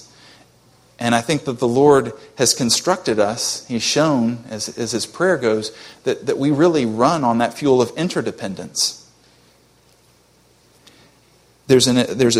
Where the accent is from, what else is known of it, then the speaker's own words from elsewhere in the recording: United States; as an American